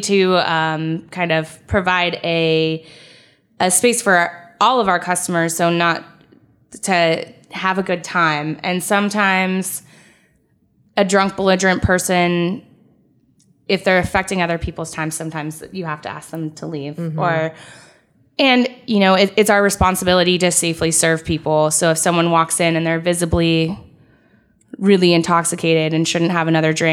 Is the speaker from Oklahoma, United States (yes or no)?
no; California, United States; now in Ohio, United States; I was from California and moved here